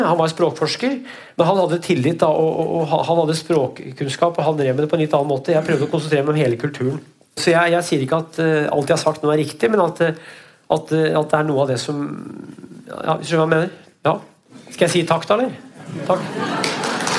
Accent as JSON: {"language": "Norwegian", "town": "Brumunddal", "region": "Innlandet", "country": "Norway", "tie": "born or raised there", "said": "i bygda mi, da, Veldre, Brumunddalen, så er det Veldre i Brumunddal, der jeg vokste opp"}